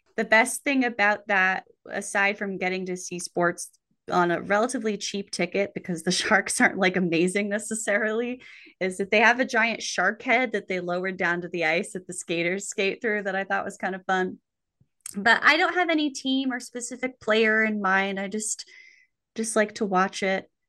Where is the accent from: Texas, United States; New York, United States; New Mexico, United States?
New Mexico, United States; I grew up in New Mexico, famous for its ice rinks